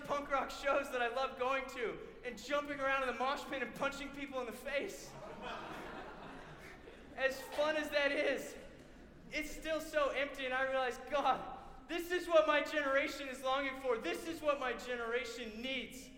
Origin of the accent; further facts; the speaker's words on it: Florida, United States; I grew up in Florida